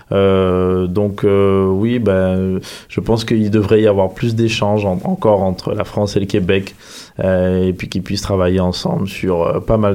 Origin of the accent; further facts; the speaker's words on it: Guadeloupe; moved away as an adult; Je viens des Antilles, je suis